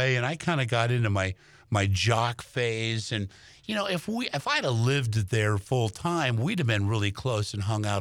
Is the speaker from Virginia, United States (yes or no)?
no; Los Angeles, California, United States; Growing up in Los Angeles, I would go see … on a Friday night in a backyard party.